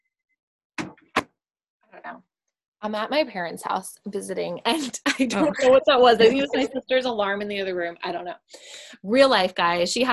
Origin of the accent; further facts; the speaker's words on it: New York, United States; moved away; I'm from New York